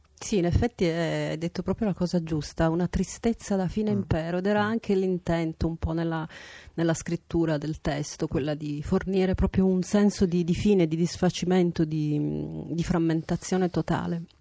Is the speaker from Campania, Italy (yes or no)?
no; Milan, Lombardy, Italy; now in Palermo, Italy; fondamentalmente io sono una milanese, quindi eh, sono moltissimi anni che manco dalla mia città